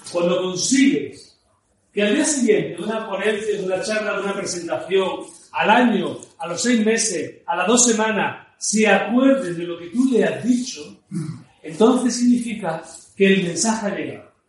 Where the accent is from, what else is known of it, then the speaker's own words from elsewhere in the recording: Ciudad Parque Suárez, Spain; Yo recuerdo, yo me crié en Ciudad Parque Suárez, conocí aquella zona.